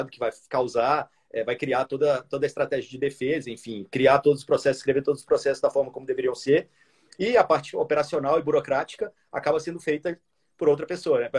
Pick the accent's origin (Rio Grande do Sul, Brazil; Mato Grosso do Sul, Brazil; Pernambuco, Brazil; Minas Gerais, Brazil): Minas Gerais, Brazil; Eu sou mineiro também.